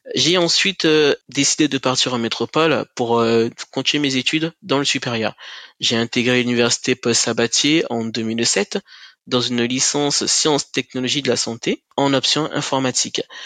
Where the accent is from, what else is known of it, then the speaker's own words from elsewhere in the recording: Cayenne, French Guiana; moved away as an adult; also born or lived in Kourou / Toulouse; je suis originaire de la Guyane, principalement de la ville de Cayenne